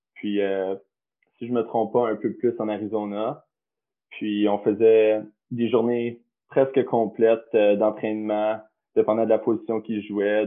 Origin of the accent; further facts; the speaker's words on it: Canada; moved away as an adult; je venais du Canada